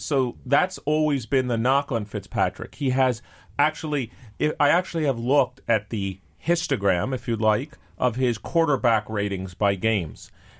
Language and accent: English; New York, United States; No, I'm a New Yorker. New Yorker, and I just use a lot of we.